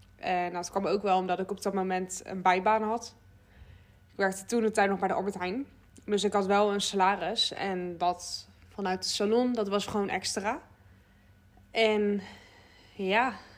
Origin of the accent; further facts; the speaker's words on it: Westland, South Holland, Netherlands; ik kom uit Westland, dus dat, eh, ja, dat ligt gewoon tegen Den Haag aan